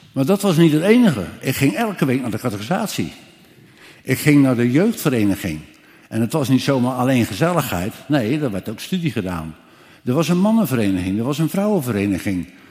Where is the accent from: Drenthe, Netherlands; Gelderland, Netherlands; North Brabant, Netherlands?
Gelderland, Netherlands; Ermelo; also born or lived in Scherpenzeel (birthplace, ASR 'Schavenpolder'); ik kom uit Ermelo